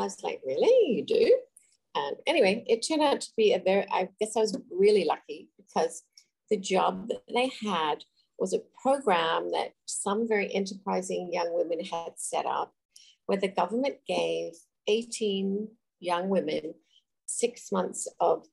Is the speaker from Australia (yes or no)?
yes; Adelaide, South Australia, Australia; moved away as an adult; also born or lived in Sydney, Australia; I grew up in Adelaide, which is in the southern part of Australia, and I moved to Sydney